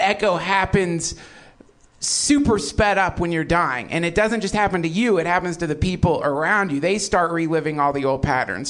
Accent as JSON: {"language": "English", "region": "the South", "country": "United States", "tie": "born or raised there", "said": "When I was a kid, I grew up in the South"}